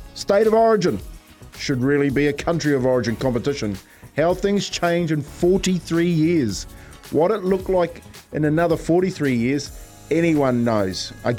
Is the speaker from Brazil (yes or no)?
no; Waitara, Taranaki, New Zealand; moved away as an adult; also born or lived in England; my hometown in Waitara.